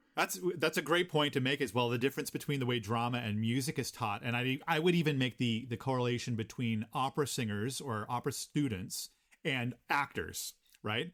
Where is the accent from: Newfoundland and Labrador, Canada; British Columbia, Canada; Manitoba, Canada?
Newfoundland and Labrador, Canada; Gander; now in Kingston, Canada; I grew up in Gander, Newfoundland